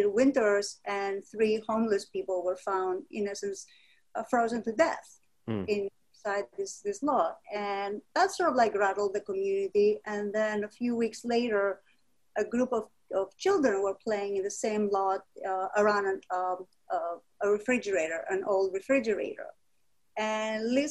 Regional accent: Greece; moved away as an adult; now in New York City, United States; I was born in Greece

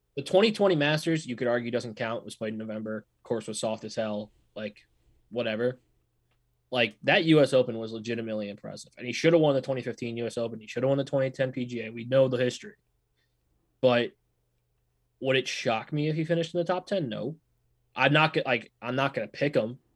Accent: New England, United States; moved away; also born or lived in New York; I'm a New Yorker at heart, of course, but I'm a New England by, New Englander by birth.

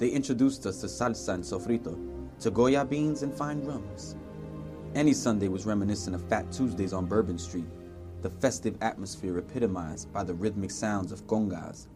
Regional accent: New York City, New York, United States; I'm from Spanish Harlem.

